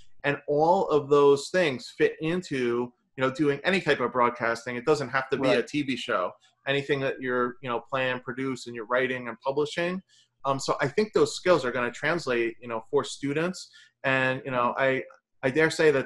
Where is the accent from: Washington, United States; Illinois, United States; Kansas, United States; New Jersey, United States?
New Jersey, United States; I'm from New Jersey.